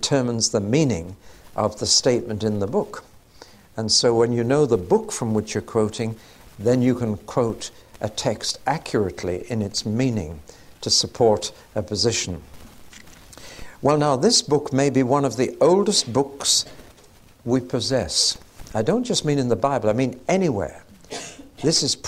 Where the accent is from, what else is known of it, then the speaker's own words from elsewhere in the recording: England, United Kingdom; we're English